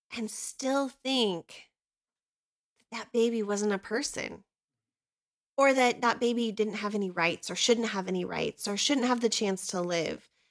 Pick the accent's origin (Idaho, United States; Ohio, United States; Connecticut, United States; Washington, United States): Idaho, United States; also born or lived in Southern California; we moved to Idaho when I was little from Southern California